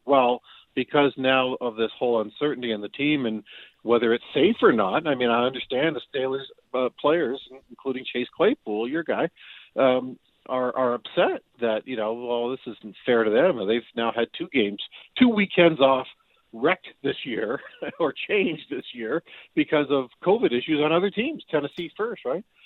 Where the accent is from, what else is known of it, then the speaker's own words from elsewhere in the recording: Windsor, Ontario, Canada; I'm from the Windsor area, across the river from Detroit